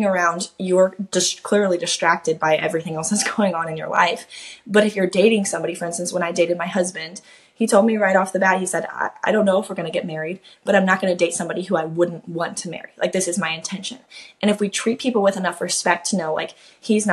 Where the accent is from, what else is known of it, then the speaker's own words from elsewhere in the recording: Kansas, United States; now in Florida, United States; I'm a Kansas native, so that's actually super close to home. I'm from Kansas, I live in Florida now